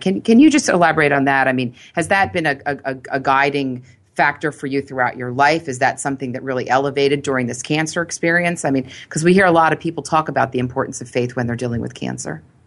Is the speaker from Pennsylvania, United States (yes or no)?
yes; Philadelphia, Pennsylvania, United States; I grew up in Philly, and I grew up with three brothers